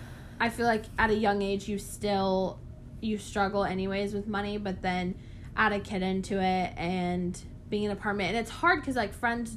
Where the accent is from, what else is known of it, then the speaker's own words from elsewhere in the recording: Raleigh, North Carolina, United States; The closest Walmart, okay, not even Target. I'm from Raleigh, not even Target.